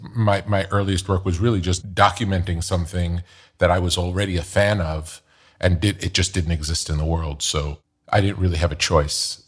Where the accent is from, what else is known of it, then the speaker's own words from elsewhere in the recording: New York, United States; growing up in New York